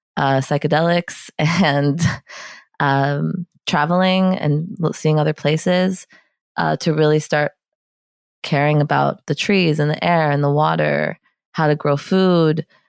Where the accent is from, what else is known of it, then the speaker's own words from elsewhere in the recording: New York City, New York, United States; I grew up in Soho, in Lower Manhattan